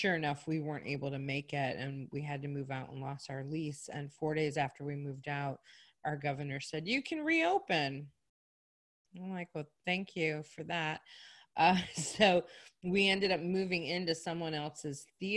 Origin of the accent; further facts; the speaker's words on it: Chicago, Illinois, United States; moved away as an adult; now in Myrtle Beach, United States; I'm from Chicago originally